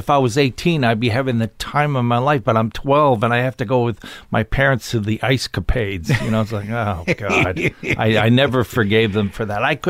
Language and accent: English; Ottawa, Ontario, Canada; now in Toronto, Canada; I started high school in Ottawa, which was my dad's last posting, and we stayed there for a long time, and that's where I started doing stand-up, and then I moved to Toronto